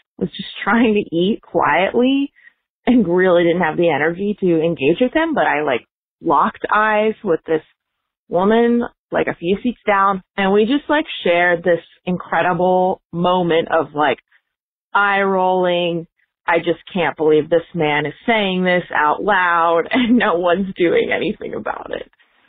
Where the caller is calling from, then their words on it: Arlington, Virginia, United States; I'm calling from Arlington, Virginia, just outside DC.